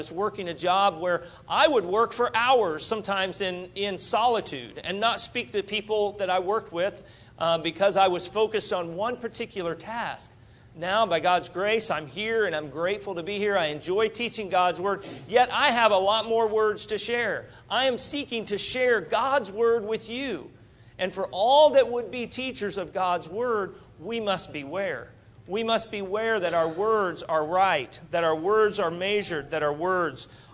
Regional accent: Wichita, Kansas, United States; I'm from Wichita, Kansas

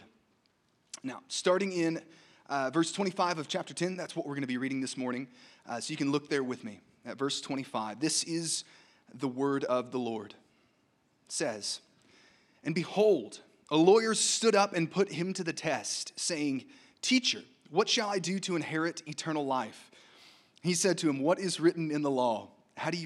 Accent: Arkansas, United States; now in Kansas City, United States; as an Arkansan

